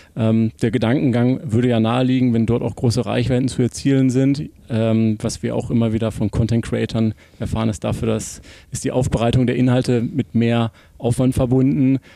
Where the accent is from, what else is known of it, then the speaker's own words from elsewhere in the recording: Essen, North Rhine-Westphalia, Germany; in Essen, in Essen Ost, quasi hier um die Ecke sogar